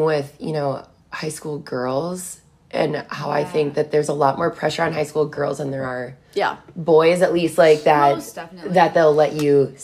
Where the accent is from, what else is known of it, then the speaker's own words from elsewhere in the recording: Richfield, Minnesota, United States; Born and raised in the state of Minnesota. I grew up in Richfield.